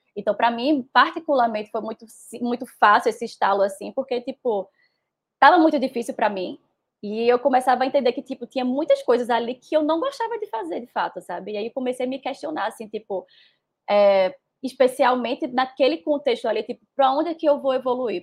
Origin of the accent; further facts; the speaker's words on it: Recife, Pernambuco, Brazil; eu sou nordestina, pernambucana, recifense, moro no lugar que eu mais amo no mundo, que é Recife